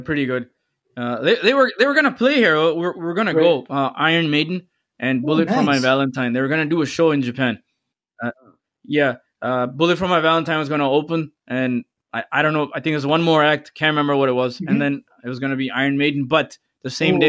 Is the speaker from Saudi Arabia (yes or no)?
yes; Saudi Arabia; Growing up in Saudi Arabia, there was only two bands, … and …, right?